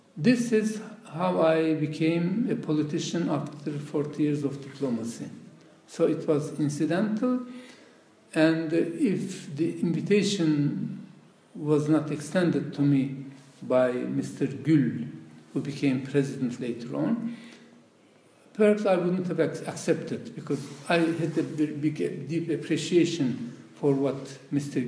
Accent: Turkey; first language Laz; English is a second language; moved away as an adult; My mother tongue is not Turkish. Okay. It's a language spoken. It's a tribal language which has no alphabet, which is spoken uh, in the Caucasus.

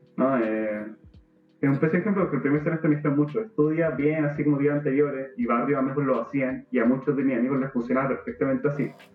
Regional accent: Temuco, Araucanía, Chile; moved away; soy de Temuco

